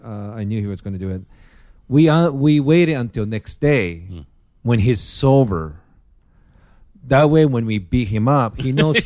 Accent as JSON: {"language": "English", "country": "Japan", "first_language": "Japanese", "second_language": "English", "moved": "yes", "said": "Japanese is my first language"}